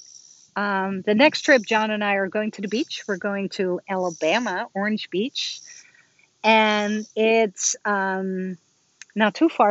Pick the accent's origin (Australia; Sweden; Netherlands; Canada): Netherlands; now in United States; I'm from Holland and I talk to my family in Holland